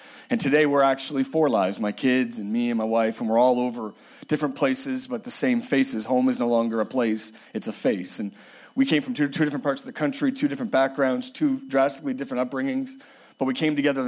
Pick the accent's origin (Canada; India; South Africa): Canada; Halifax, Nova Scotia; moved away; I'm from Halifax, Nova Scotia, which is east of Tennessee, very east